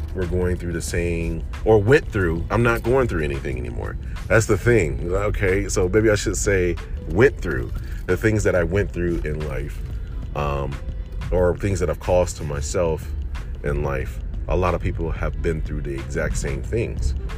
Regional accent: Detroit, Michigan, United States; moved away as an adult; also born or lived in Chicago; I spent most of my life, my childhood and teen life in Detroit

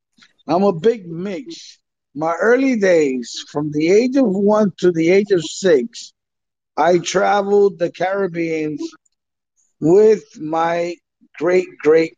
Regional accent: New York City, New York, United States; English is a second language; also born or lived in Dominican Republic; I grew up in the Bronx. I came to the States in 1967, and I learned my English from school in the streets.

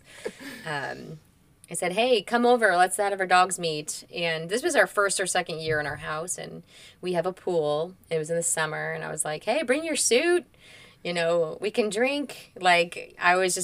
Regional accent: Indianapolis, Indiana, United States; also born or lived in Bloomington, Indiana; Born and raised in Indianapolis, Northeast Side, Lawrence Central

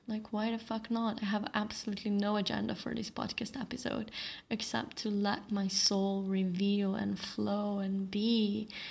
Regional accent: Slovenia; now in Bali, Indonesia; my hometown or my home country of Slovenia

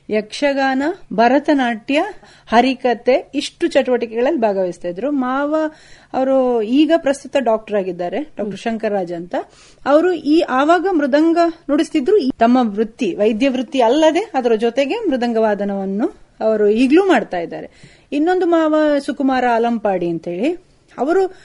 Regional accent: Kasaragod, Kerala, India; ನಾನು ಹುಟ್ಟಿದ್ದು ಕಾಸರಗೋಡ್ನಲ್ಲಿ

